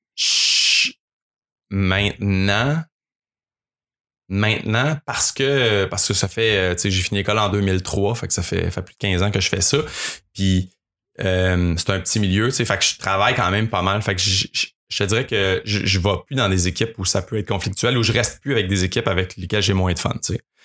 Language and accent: French; Mont-Saint-Grégoire, Quebec, Canada; nous deux, on a grandi à Mont-Saint-Grégoire, man, on est des petits gars de la campagne